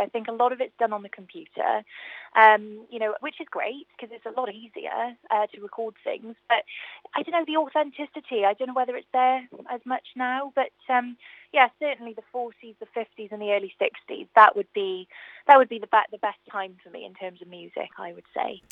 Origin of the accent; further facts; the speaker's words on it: Newport, Wales, United Kingdom; my hometown theatre I've never actually sang